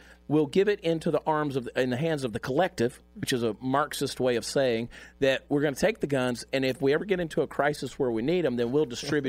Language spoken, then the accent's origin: English; Augusta, Georgia, United States; He's from my hometown, Augusta, Georgia